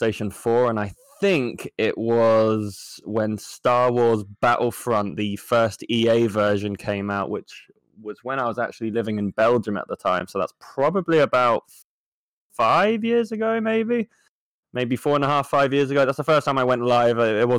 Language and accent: English; Jersey; I am from a small island called Jersey